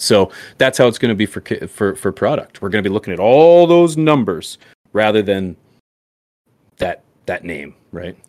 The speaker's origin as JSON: {"language": "English", "country": "Canada", "said": "I'm Canadian"}